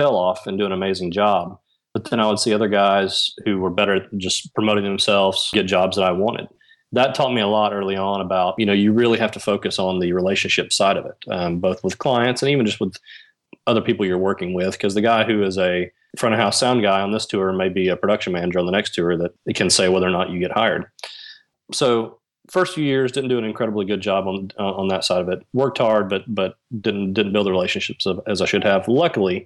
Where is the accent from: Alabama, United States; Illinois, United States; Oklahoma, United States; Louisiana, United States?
Alabama, United States; also born or lived in Nashville, Tennessee; Growing up in Alabama, a lot of my work and contacts originated from Nashville